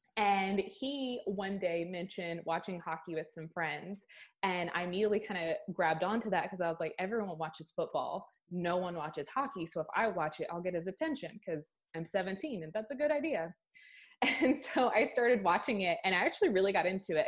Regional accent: Athens, Georgia, United States; moved away as an adult; now in Austin, United States; I grew up in Athens, Georgia.

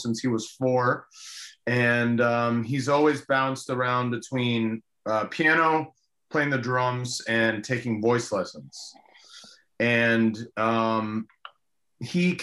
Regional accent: Miami, Florida, United States; first language Spanish; English is a second language; I was born and raised in Miami, obviously, but my first language was Spanish

